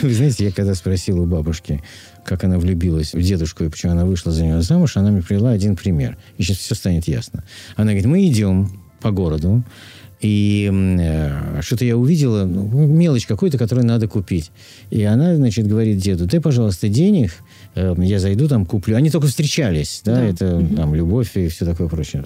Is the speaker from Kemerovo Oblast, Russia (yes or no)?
no; Moscow, Russia; moved away as an adult; в детстве в Москве мы ходили гулять в тот же садик. Наши мамы водили гулять в тот же садик. Мы, мы рядом жили, я на Тверской